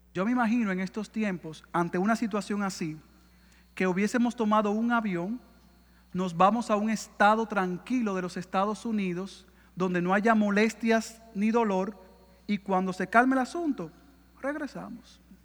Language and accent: Spanish; Dominican Republic; como diríamos en buen dominicano en mi país